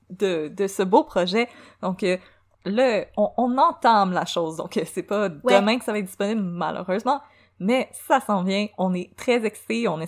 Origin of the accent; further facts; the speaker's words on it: Quebec, Canada; Catherine et moi, on on vient du Québec! On vient du Québec!